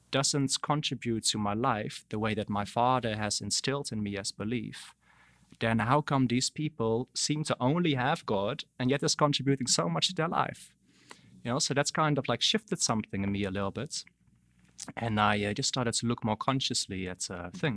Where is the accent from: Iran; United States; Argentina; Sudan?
Sudan; Darfur; also born or lived in Netherlands; I was born in Holland. Then um, nine days old, we moved to Sudan, to Darfur. Stayed in the middle of the deserts in Darfur